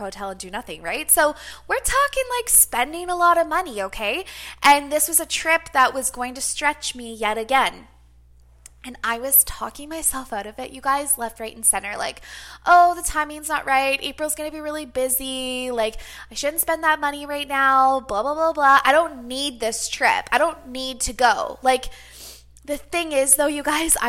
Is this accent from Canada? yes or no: yes; Canada; being a Canadian